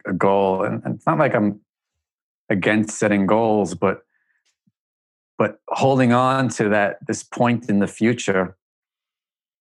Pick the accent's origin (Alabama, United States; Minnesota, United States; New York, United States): New York, United States; New York City; growing up in Staten Island